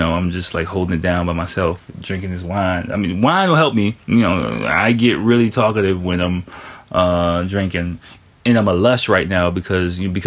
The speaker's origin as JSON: {"language": "English", "town": "Washington", "region": "District of Columbia", "country": "United States", "moved": "as an adult", "lives_now": "Tokyo, Japan", "said": "I'm from Washington, D.C."}